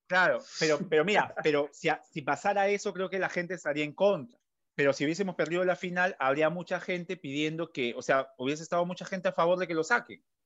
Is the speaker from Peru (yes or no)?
yes; Peru